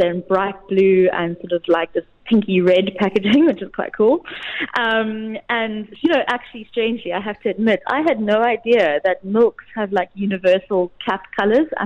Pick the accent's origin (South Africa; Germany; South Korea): South Africa; as a South African, I can definitely promote that.